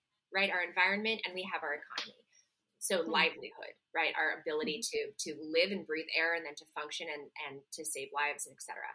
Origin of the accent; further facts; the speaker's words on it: Montreal, Quebec, Canada; moved away as an adult; now in New York City, United States; Originally I'm from Montreal, Canada. I live in New York City. I've been here since 2018.